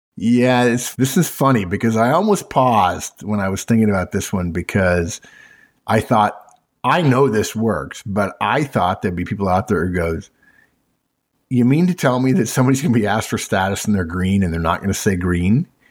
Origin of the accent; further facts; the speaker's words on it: California, United States; grew up in California